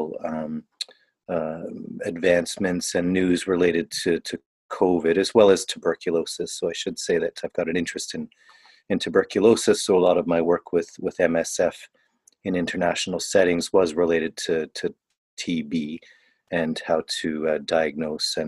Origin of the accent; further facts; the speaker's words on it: Niagara region, Southern Ontario, Canada; moved away; also born or lived in Toronto / Southern Africa / China / India; So I was born in Ontario, Southern Ontario. I grew up in the Niagara region